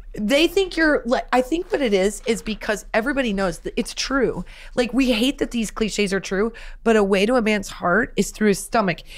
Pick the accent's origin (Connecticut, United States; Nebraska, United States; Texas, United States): Nebraska, United States; growing up in Nebraska, my mom was a teacher